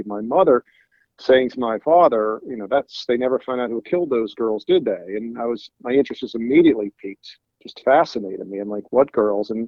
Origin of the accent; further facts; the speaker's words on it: Cherry Hill, New Jersey, United States; I grew up in Cherry Hill